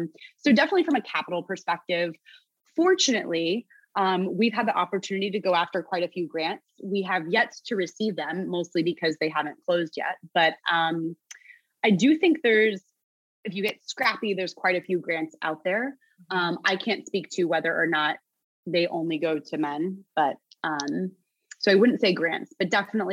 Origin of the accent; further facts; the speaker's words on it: New Jersey, United States; And I'm from Jersey and I don't give a F.